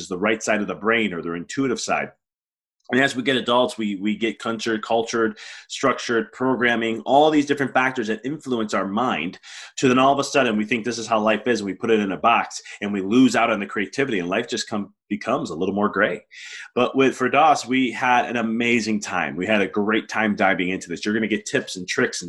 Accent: United States; I'm American. I was born and raised in America

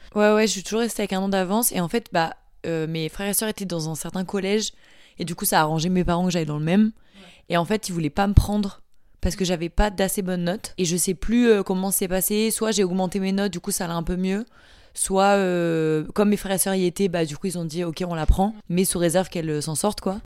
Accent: Marseille, Provence-Alpes-Côte d'Azur, France; also born or lived in Paris; je viens de Marseille. Je suis née à Paris, mais j'ai vécu à Marseille

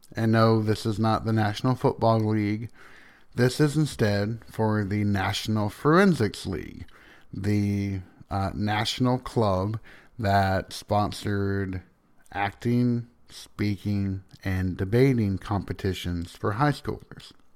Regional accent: the South, United States; accent: Southern

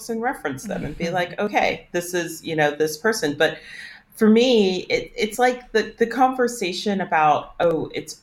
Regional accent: Northern Virginia, United States; And I'm from Northern Virginia, which is a super affluent area

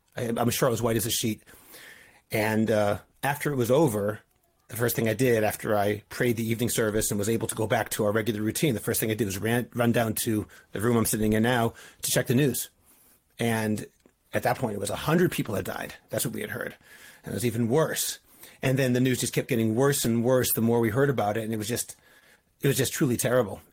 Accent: Boston, Massachusetts, United States; now in Ramat Beit Shemesh, Israel; I'm from Boston

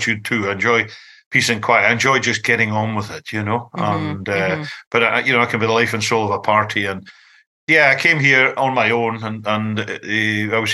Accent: Scotland, United Kingdom; I'm the Scottish guy

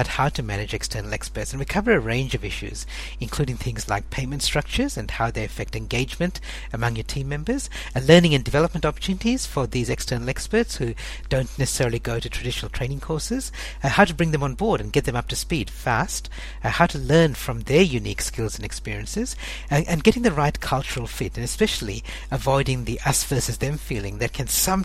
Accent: Perth, Western Australia, Australia; it's my hometown

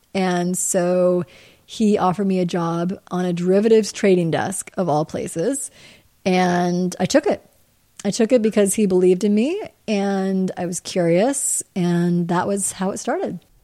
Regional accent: Midwest, United States; moved away as an adult; also born or lived in Grinnell, Iowa / New York; growing up in the Midwest

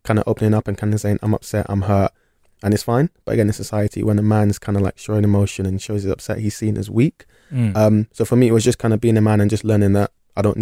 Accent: London, United Kingdom; moved away as an adult; now in Bristol, United Kingdom; From London originally.

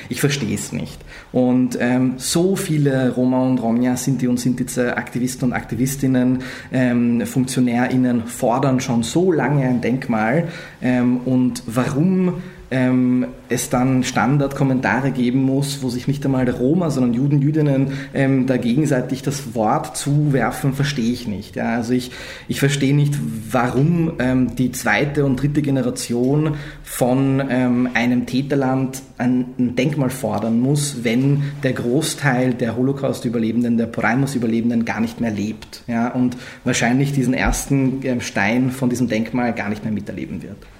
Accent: Vienna, Austria; ich bin in Österreich aufgewachsen, in Wien aufgewachsen

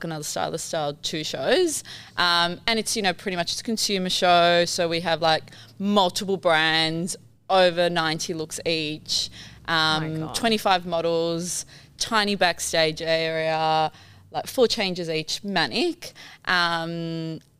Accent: Sydney, New South Wales, Australia; also born or lived in Palermo, Sicily, Italy; So I was born in Italy in a city called Palermo in Sicily. And I moved to Sydney when I was 7.

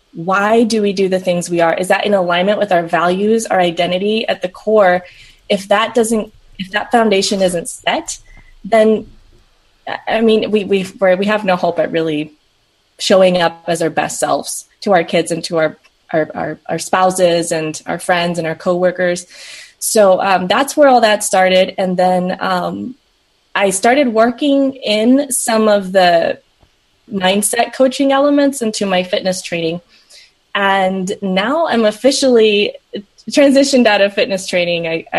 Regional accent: Southern United States, United States; also born or lived in Peru; I'm originally from Peru. And moved to the States with my brother and parents when I was really young. So I grew up in the South and the Midwest.

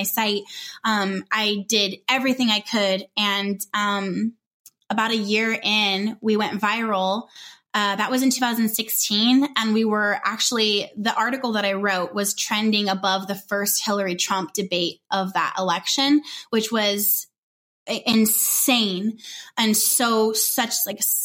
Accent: Southern California, United States; moved away as an adult; also born or lived in Northwest Arkansas; So we're from Southern California and we were moved to Northwest Arkansas

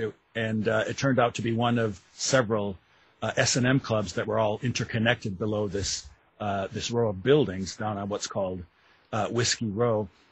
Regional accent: Wisconsin, United States; moved away as an adult; now in Louisville, United States; I live in Louisville, Kentucky. I'm not uh, a native. I'm from Wisconsin originally. I moved to Louisville in the 90s to go to graduate school

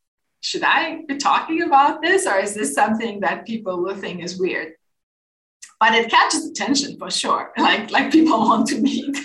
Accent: Azerbaijan; also born or lived in Moscow, Russia; now in Copenhagen, Denmark; my home country

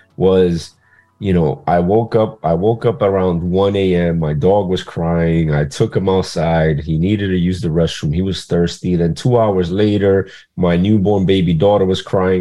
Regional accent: New York City, New York, United States; also born or lived in Dominican Republic; now in New York, United States; I was born in Queens, New York in 1985, smack dab in the era of the crack epidemic in New York City. And I was raised by a single mother on government assistance in a poverty-stricken area

